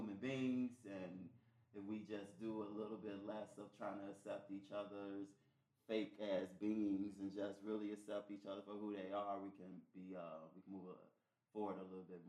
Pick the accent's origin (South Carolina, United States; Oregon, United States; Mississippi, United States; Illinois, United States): Illinois, United States; Chicago; growing up in Chicago as a gay black male